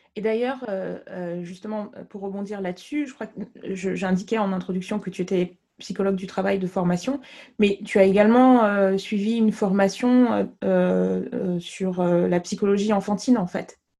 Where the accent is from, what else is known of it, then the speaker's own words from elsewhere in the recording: Côte d’Ivoire; moved away; j'ai grandi en Côte d'Ivoire